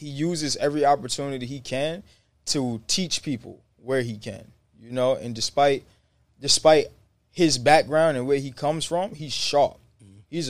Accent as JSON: {"language": "English", "town": "New York City", "region": "New York", "country": "United States", "tie": "born or raised there", "said": "I'm from the hood. I'm from the Bronx. 161 Woody Crest"}